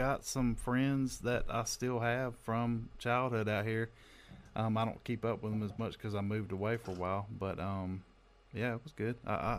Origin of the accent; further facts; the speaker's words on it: Ashville, Alabama, United States; also born or lived in New Orleans, Louisiana / Birmingham, Alabama; I was born in New Orleans, and 2 weeks after I was born, we moved to Asheville.